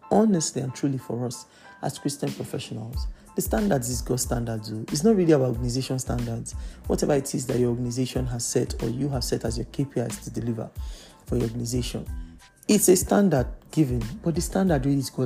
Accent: Lagos, Nigeria; I grew up in Lagos, Nigeria

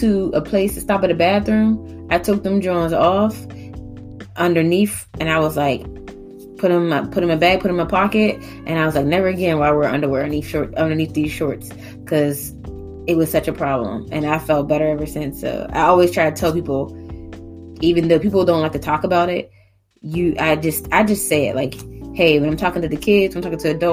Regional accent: Pittsburgh, Pennsylvania, United States; also born or lived in Atlanta; I grew up in Pittsburgh and everything, but I was a pretty sheltered kid

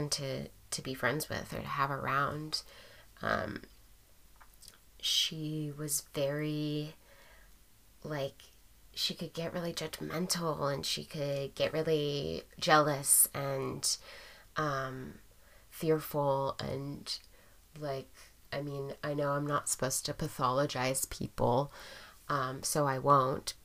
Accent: Portland, United States; growing up in Portland

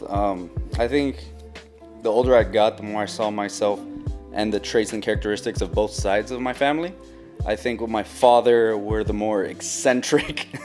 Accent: Los Angeles, California, United States; Where are you from? Born in Los Angeles, raised down here.

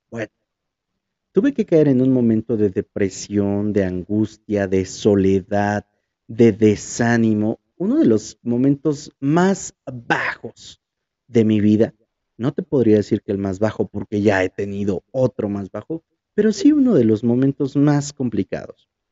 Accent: Huajuapan de León, Oaxaca, Mexico; moved away; Cuando llego aquí a Huajuapan, empieza algo realmente diferente. Y diferente en el sentido de que volví al lugar en el que nací

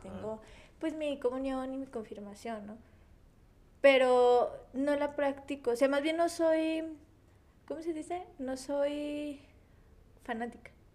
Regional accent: Mexico; somos mexicanos

